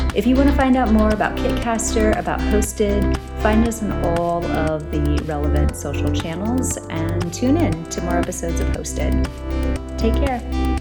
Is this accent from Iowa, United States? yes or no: yes; Iowa, United States; moved away; I'm from Iowa